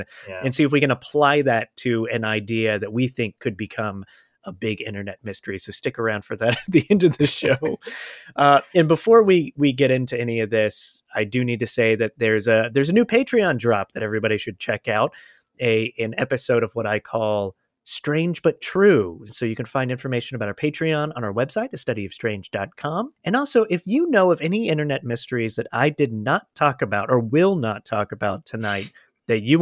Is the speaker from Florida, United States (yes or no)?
yes; Florida, United States; moved away as an adult; also born or lived in Michigan; I was growing up in Florida, and then I went away to school in Michigan years later